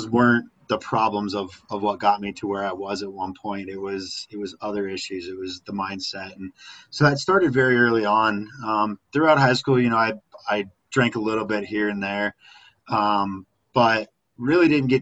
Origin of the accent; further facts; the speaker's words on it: Littleton, Colorado, United States; also born or lived in Lakewood, Colorado; I'm Colorado native, born and raised in the Littleton, Lakewood, kind of metro area